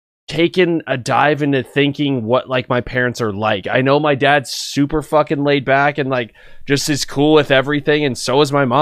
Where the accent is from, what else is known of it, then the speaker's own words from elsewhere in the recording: California, United States; I'm originally from California